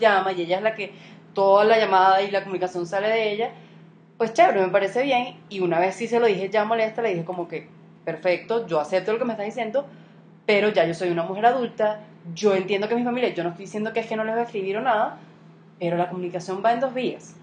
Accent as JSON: {"language": "Spanish", "country": "Venezuela", "moved": "yes", "said": "uno hoy como venezolano"}